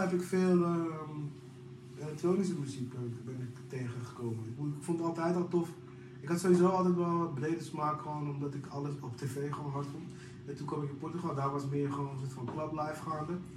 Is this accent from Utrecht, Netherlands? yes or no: no; Amsterdam, North Holland, Netherlands; ik kom uit Amsterdam